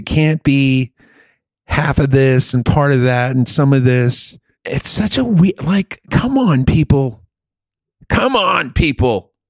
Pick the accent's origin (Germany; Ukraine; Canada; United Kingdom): Germany; now in United States; I grew up in Germany, and when you're in Germany, you're surrounded by all these other countries.